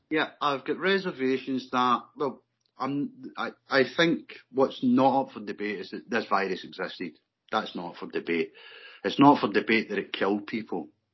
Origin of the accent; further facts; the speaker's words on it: Glasgow, Scotland, United Kingdom; I was born and brought up in the East End of Glasgow, in the middle of the, the famous barras